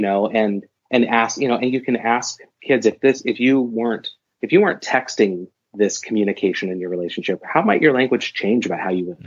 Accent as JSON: {"language": "English", "town": "Portland", "region": "Oregon", "country": "United States", "tie": "born or raised there", "also_born_or_lived": "Madison, Wisconsin / Washington State", "moved": "as an adult", "said": "I ended up at the University of Portland, which is in my hometown"}